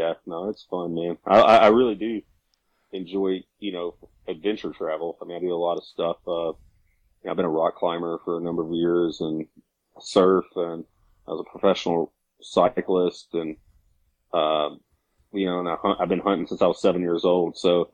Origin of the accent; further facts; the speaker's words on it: Arkansas, United States; now in Western North Carolina, United States; Yeah, so I'm originally from the Mississippi Delta down and from Arkansas. Grew up there, but I moved to the mountains here in Western North Carolina in 2009.